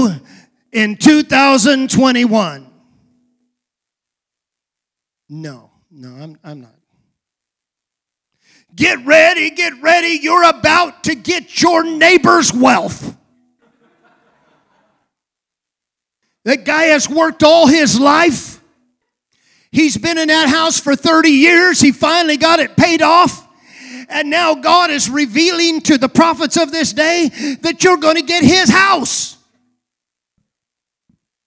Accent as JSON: {"language": "English", "country": "United States", "also_born_or_lived": "California"}